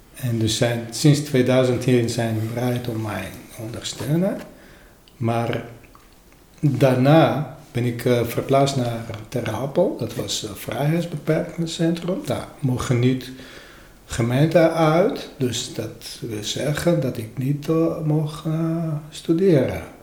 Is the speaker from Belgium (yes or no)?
no; Armenia; Dutch is a second language; moved away as an adult; now in Netherlands; bij ons in Armenië